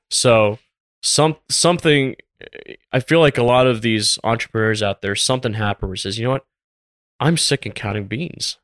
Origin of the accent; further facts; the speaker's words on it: Tampa, Florida, United States; I grew up in Tampa, Florida.